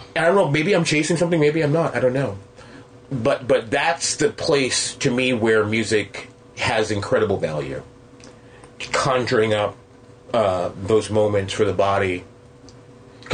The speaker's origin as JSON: {"language": "English", "town": "New York City", "region": "New York", "country": "United States", "tie": "born or raised there", "said": "I grew up in Queens"}